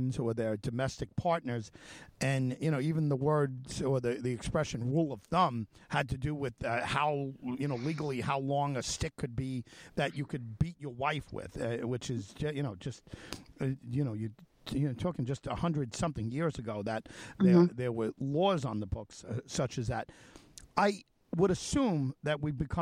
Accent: Suffolk County, New York, United States; also born or lived in Manhattan; I was born in Manhattan, and my family moved out here when I was about 2. So it's Suffolk is what I know of growing up

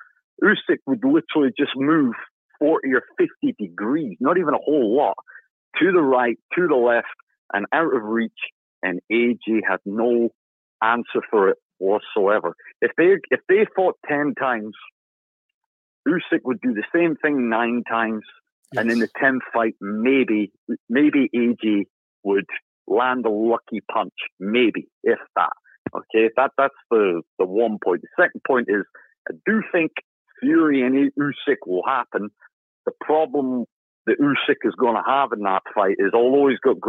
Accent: United Kingdom; I'm a Brit

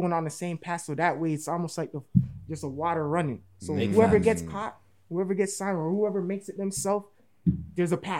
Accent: Toronto, Ontario, Canada; we're from Toronto

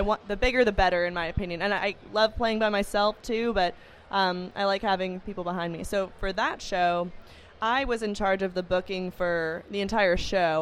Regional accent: Los Angeles, California, United States; I grew up in Los Angeles

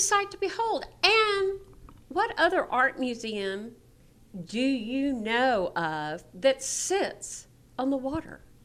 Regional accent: Alice, Texas, United States; I'm from Alice.

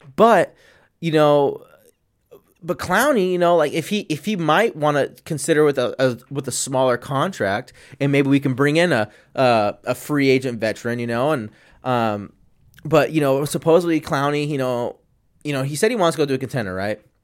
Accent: San Diego, California, United States; I'm from San Diego

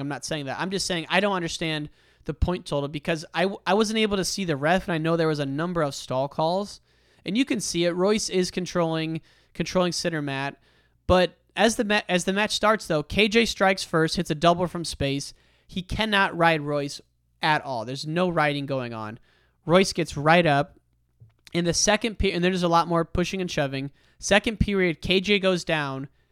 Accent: Chicago, Illinois, United States; being a Chicagoan

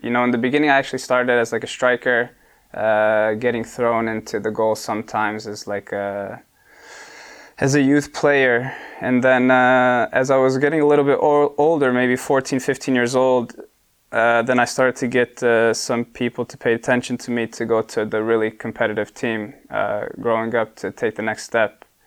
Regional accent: Bartlett, Illinois, United States; moved away as an adult; now in Sweden; we moved to suburbs of Chicago, I come from Bartlett

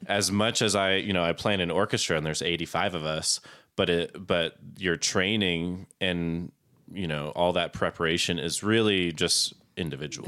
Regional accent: Florida, United States; also born or lived in Plymouth, Massachusetts; I am essentially from Florida. Okay. I'm a Florida man

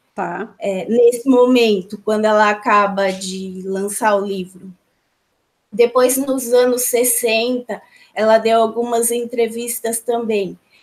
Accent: São Paulo, Brazil; eu estou em São Paulo, nasci em São Paulo, sou de São Paulo

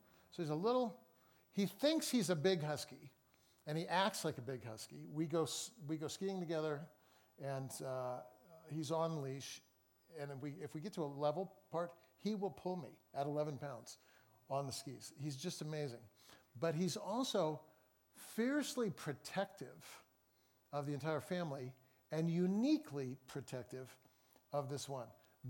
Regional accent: Seattle, Washington, United States; I'm from Seattle.

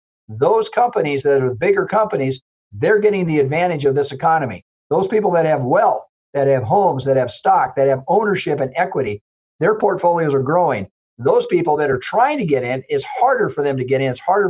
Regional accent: South Dakota, United States; I remember I came from the Southwest, I came from South Dakota, and railroad was one of the biggest employers.

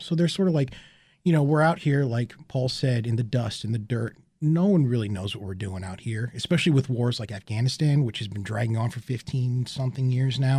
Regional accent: United States; as an American citizen

